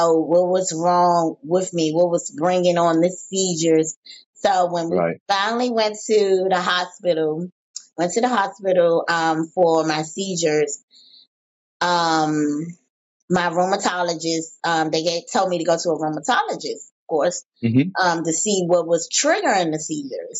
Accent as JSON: {"language": "English", "town": "Washington", "region": "District of Columbia", "country": "United States", "tie": "born or raised there", "also_born_or_lived": "Oxon Hill, Maryland", "said": "I was born in Washington D.C. But I lived in Oxon Hill, Maryland, and but my mommy transferred back to D.C."}